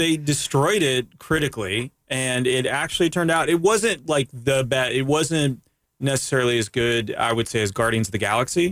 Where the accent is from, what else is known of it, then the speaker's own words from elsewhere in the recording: Canada; now in United States; I'm from Canada